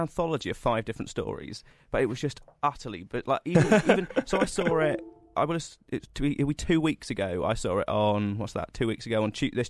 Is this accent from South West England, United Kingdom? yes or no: yes; Cornwall, South West England, United Kingdom; where I'm from Cornwall